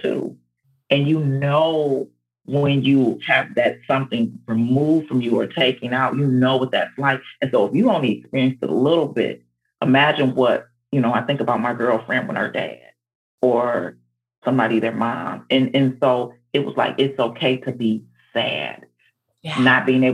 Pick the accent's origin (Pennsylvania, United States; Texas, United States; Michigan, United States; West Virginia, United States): Michigan, United States; Detroit; now in Georgia, United States; I'm from Detroit, Michigan, and so and moved to Georgia